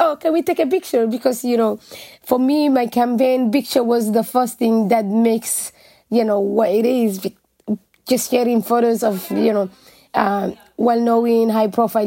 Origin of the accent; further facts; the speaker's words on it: Mogadishu, Banaadir, Somalia; moved away as an adult; also born or lived in Dublin, Ireland; now in Ireland; I was born actually in Mogadishu, and because during the war, we just went and lived outside Mogadishu.